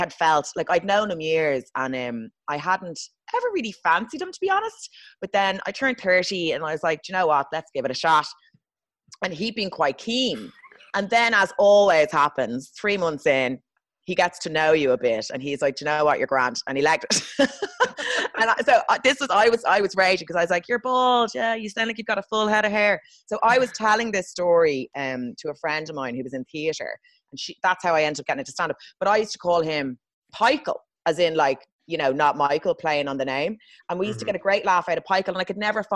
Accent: Ireland; moved away as an adult; also born or lived in London; as an Irish person

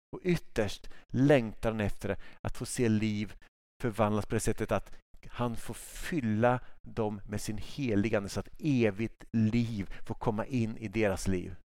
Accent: Sweden; jag som svensk

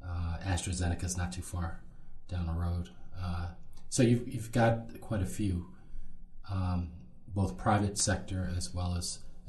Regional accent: Philadelphia, Pennsylvania, United States; also born or lived in Cheltenham Township, Pennsylvania / Atlanta, Georgia; I grew up in Philly, born and raised, Philly proud, Philly strong.

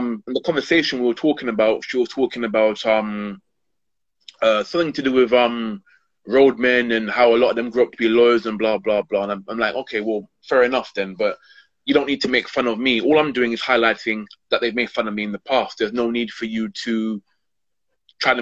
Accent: London, United Kingdom; I'm born and born and brought up in Hackney

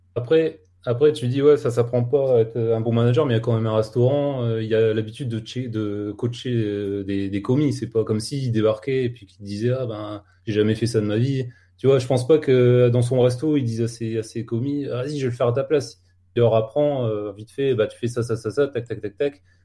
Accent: the Nord, Hauts-de-France, France; je suis du Nord

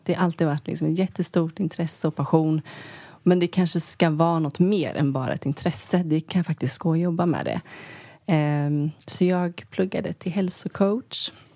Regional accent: Sweden; moved away as an adult; also born or lived in New York, United States; vara hemma i Sverige

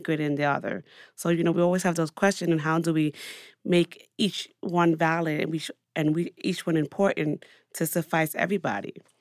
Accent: New York City, New York, United States; as a New Yorker

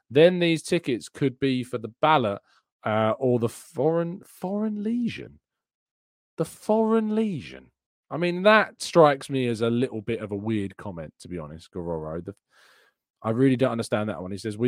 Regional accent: Canada; I got a ticket to the Fulham match on my birthday last year when I came over from Canada.

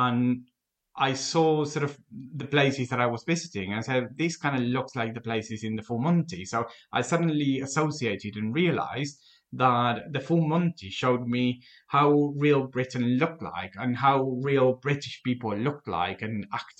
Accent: Argentina; English is a second language; moved away as an adult; now in United Kingdom; from my house in Argentina

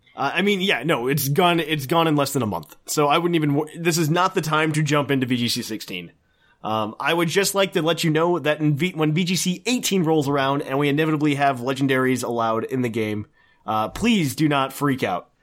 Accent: Indiana, United States; now in Ohio, United States

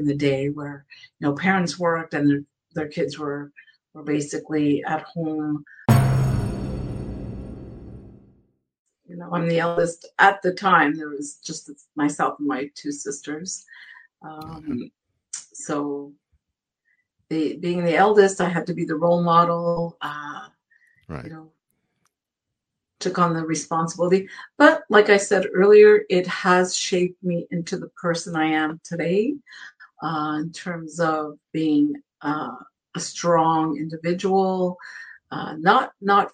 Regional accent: Ottawa, Ontario, Canada; now in Vancouver and Seattle; I was born and raised in Ottawa, Ontario, which, yes, is in Canada.

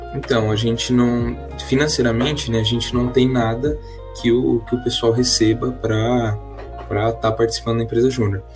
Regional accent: Marília, São Paulo, Brazil; moved away as an adult; now in Londrina, Brazil; sou nascido, criado, sempre vivi em Marília, no interior de São Paulo

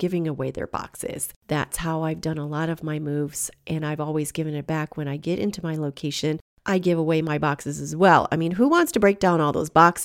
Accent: Michigan, United States; moved away as an adult; also born or lived in California / Portland, Oregon; I moved again back to Michigan

